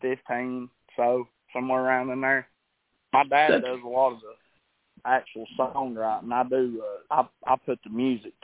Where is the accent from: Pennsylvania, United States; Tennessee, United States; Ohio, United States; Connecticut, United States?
Tennessee, United States; Lenoir City; I come from Lenore City, Tennessee, and I got started when I was around probably 12 years old.